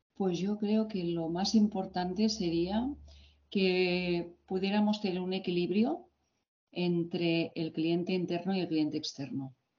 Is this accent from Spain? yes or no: yes; Barcelona, Catalonia, Spain; yo nací y estudié en Barcelona